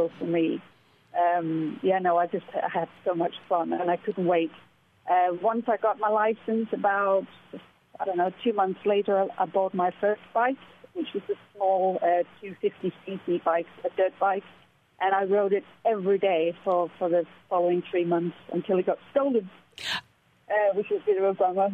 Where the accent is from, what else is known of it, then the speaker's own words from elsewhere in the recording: Denmark; moved away as an adult; also born or lived in United Kingdom; I'm originally from Denmark, but I've spent the last 16 years working and living in the UK as a pilot